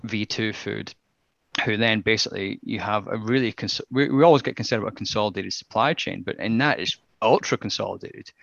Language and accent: English; Scotland, United Kingdom; as a Scotsman